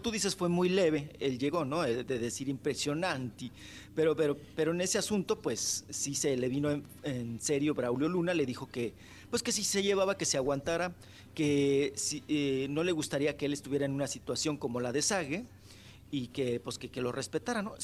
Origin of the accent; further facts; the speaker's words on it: Delicias, Chihuahua, Mexico; now in United States; estoy aquí llegando a mi pueblo